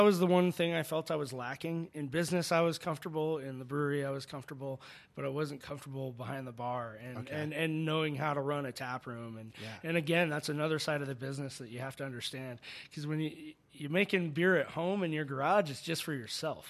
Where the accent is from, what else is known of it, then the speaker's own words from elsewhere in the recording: Phoenix, Arizona, United States; also born or lived in Chicago; now in Tucson, United States; I grew up in Phoenix